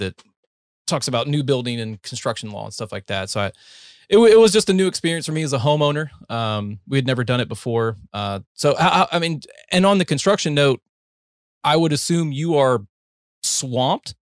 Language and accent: English; North Carolina, United States; also born or lived in Ohio; now in Texas, United States; I was born in Ohio, raised in North Carolina, and I've been in Texas for a better part of a decade now